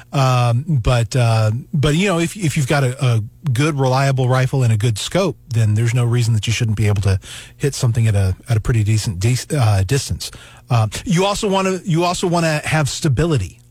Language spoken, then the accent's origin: English; Knoxville, Tennessee, United States; now in Missouri, United States; I was raised in Tennessee by a family that had lived in Tennessee forever.